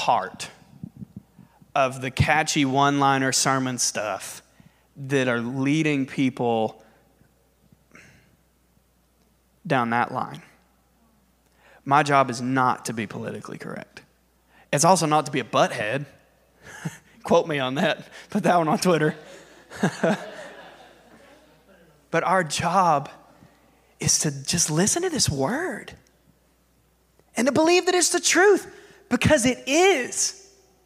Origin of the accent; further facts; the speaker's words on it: United States; as an American